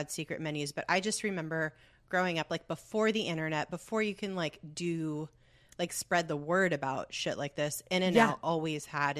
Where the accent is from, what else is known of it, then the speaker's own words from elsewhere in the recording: California, United States; So thinking of the good, I think being born and raised in Southern California